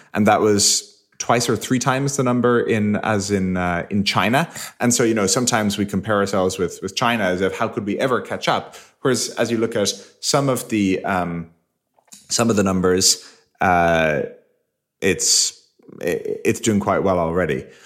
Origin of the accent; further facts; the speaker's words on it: Ireland; moved away; we grew up in Ireland.